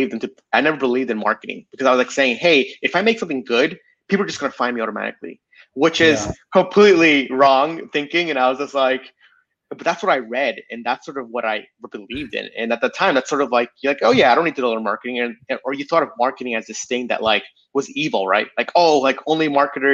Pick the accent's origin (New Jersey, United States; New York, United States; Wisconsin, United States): New York, United States; New York City; moved away as an adult; also born or lived in San Francisco / Binghamton; I grew up in New York City